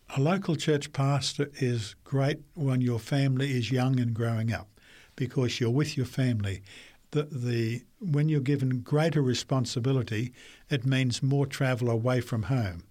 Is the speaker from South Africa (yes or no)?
no; Brisbane, Queensland, Australia; also born or lived in New South Wales / Papua New Guinea; I was born in Brisbane and grew up there for most of my time